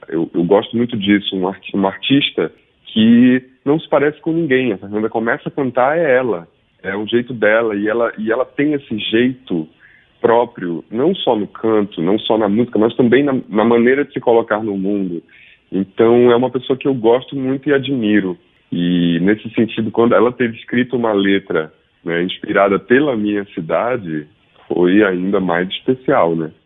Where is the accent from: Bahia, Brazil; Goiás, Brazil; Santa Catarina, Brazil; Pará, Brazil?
Pará, Brazil; Belém; moved away as an adult; also born or lived in Rio de Janeiro / São Paulo; eu estou em Belém, eu nasci em Belém, construí minha vida musical em São Paulo